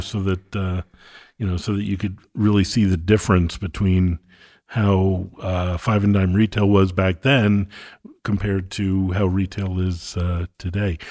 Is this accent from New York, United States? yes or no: yes; Oyster Bay, New York, United States; moved away as an adult; also born or lived in San Francisco Bay Area / Northwest Arkansas; now in Bentonville, United States; I grew up in New York.